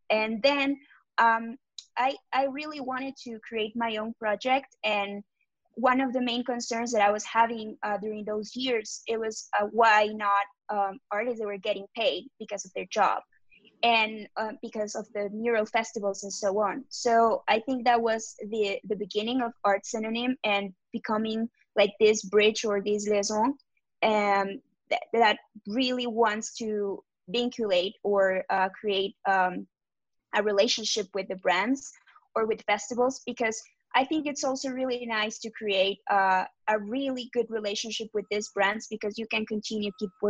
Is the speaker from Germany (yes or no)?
no; Mexico City, Mexico; I'm from Mexico City.